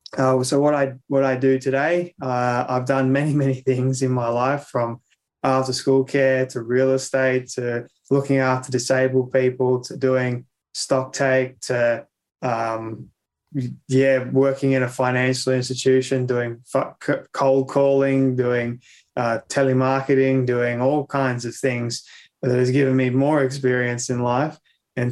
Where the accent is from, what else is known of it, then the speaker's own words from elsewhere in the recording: Sydney, New South Wales, Australia; moved away as an adult; now in Sunshine Coast, Australia; I grew up in Sydney, Australia, but we recently moved in May of this year to the good old sunny coast in Queensland